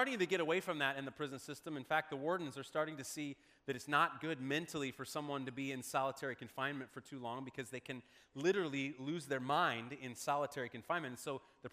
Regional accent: Omaha, Nebraska, United States; When I was growing up in Omaha, Nebraska, my family was friends with another family in our church.

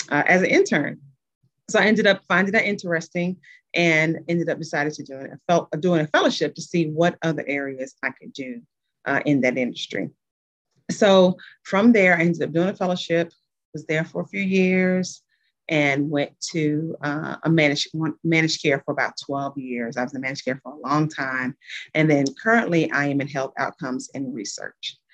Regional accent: Tennessee, United States; moved away as an adult; also born or lived in New Orleans, Louisiana; now in Midwest, United States; I am originally from Tennessee, so I'm a Southern girl, but I live in the Midwest.

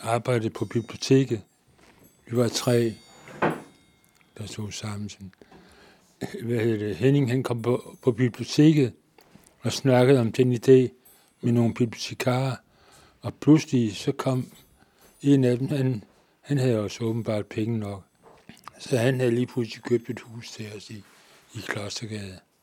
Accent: Nakskov, Zealand, Denmark; jeg kommer ned fra Naksko

